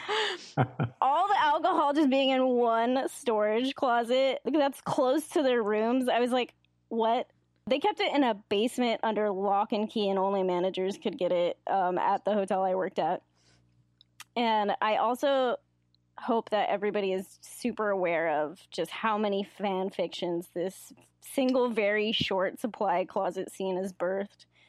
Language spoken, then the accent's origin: English; Davis, California, United States; I basically was born and raised in Davis, and I live here currently